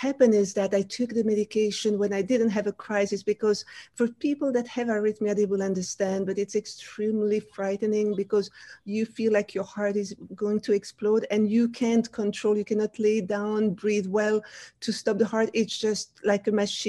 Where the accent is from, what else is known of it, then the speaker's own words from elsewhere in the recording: Wallonia, Belgium; first language French; English is a second language; moved away as an adult; now in United States; I grew up in Belgium, the country next to France.